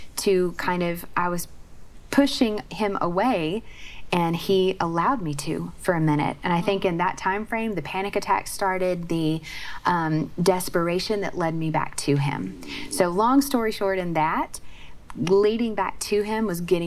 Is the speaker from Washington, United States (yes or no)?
no; Oklahoma, United States; I grew up in Oklahoma.